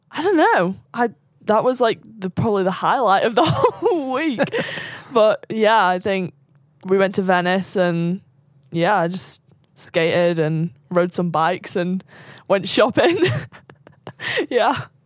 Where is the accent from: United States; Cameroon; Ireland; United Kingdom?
United Kingdom; Sandbach, North West England; Just south of Manchester, like half an hour south, um, from a small town called Sandbach